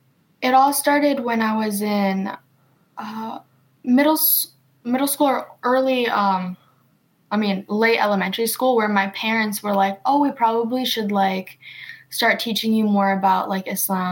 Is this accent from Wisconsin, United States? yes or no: yes; Wisconsin, United States; also born or lived in Macedonia / Ripon, Wisconsin / Lodi, Wisconsin; family did come from there, and they were, like, first generation kind of coming to America. And we landed in Wisconsin, specifically in Ripon, which is about like an hour or so away by Oshkosh.